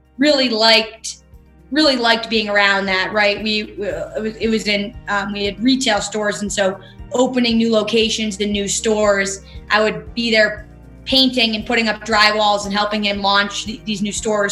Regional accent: East Aurora, New York, United States; I grew up outside of Buffalo in a town called East Aurora, grew up on a golf course

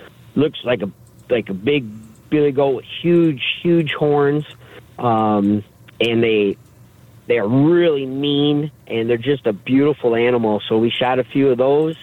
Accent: the Thumb, Michigan, United States; growing up in Sebring in the Thumb there, I grew up in a family of, you know, fishing and hunting

